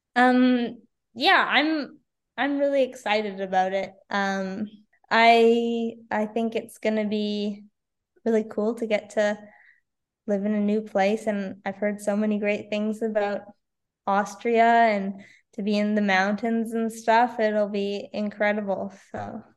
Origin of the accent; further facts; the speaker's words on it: Victoria, British Columbia, Canada; in Victoria this year was also pretty awesome, just because it's my hometown